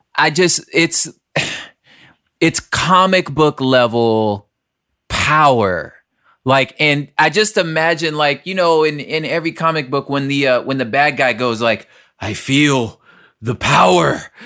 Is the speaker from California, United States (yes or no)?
yes; Los Angeles, California, United States; We're all from South Central L